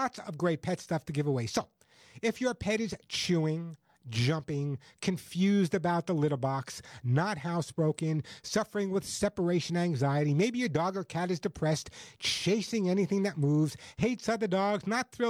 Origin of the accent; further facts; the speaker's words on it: Long Island, New York, United States; as a kid growing up on Long Island, I grew up in a relatively poor family